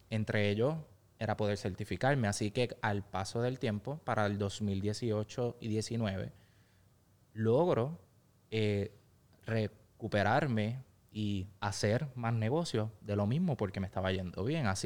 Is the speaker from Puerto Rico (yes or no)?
yes; Ponce, Puerto Rico; Eh, cuento ya con cinco localidades ubicadas entre pueblos aledaños a mi ciudad natal de Ponce.